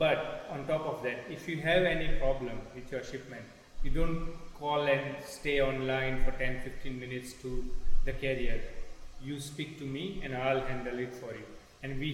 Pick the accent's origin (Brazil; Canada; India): India; moved away as an adult; now in England; growing up in India